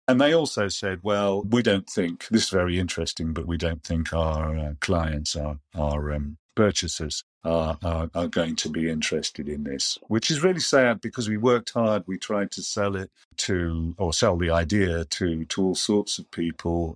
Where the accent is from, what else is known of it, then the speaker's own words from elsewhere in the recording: Yorkshire and the Humber, United Kingdom; moved away; also born or lived in Germany / Amersham; I grew up in Yorkshire